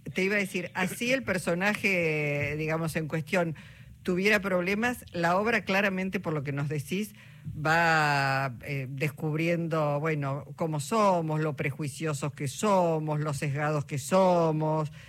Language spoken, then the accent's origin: Spanish; Argentina; cómo somos los argentinos y las argentinas